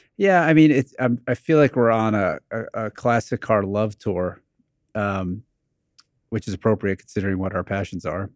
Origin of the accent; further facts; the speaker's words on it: New Jersey, United States; when I was growing up in New Jersey in the eighties